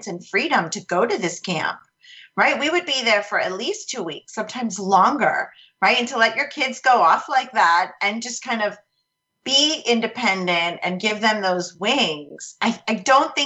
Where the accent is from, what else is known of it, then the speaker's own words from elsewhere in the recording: Connecticut, United States; I grew up in Connecticut